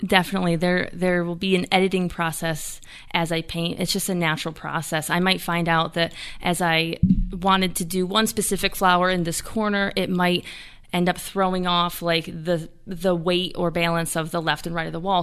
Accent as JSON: {"language": "English", "town": "Jamestown", "region": "New York", "country": "United States", "tie": "born or raised there", "said": "Born and raised in Jamestown"}